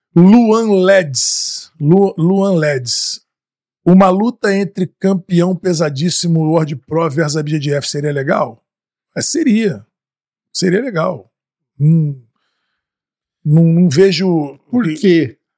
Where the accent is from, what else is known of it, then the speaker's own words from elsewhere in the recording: Rio de Janeiro, Brazil; now in Austin, United States; como bom carioca